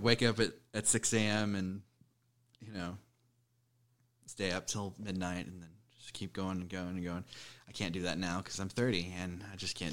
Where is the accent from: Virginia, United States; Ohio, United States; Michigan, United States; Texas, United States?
Texas, United States; Denton; moved away as an adult; now in Fort Worth, United States; I was born in Denton. I've lived in Fort Worth for about ten years.